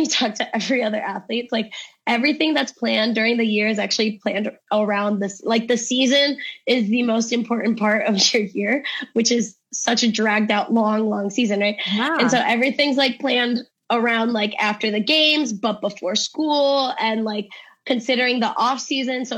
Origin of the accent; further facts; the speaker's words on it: Cleveland, Ohio, United States; We're both from Cleveland here